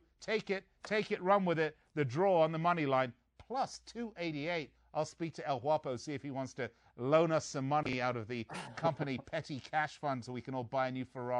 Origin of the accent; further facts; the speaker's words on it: England, United Kingdom; G'day, I'm Australian. I'm not. I'm English.